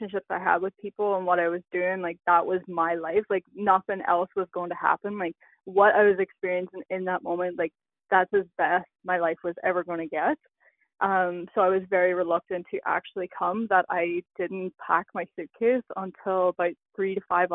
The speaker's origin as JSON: {"language": "English", "region": "Northern Ireland", "country": "United Kingdom", "also_born_or_lived": "Prince Edward Island, Canada", "moved": "yes", "lives_now": "Canada", "said": "when I immigrated from Northern Ireland, that's where we landed in PEI"}